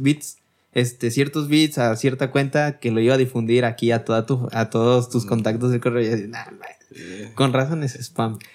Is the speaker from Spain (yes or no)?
no; Mexico; nosotros somos los somos mexicanos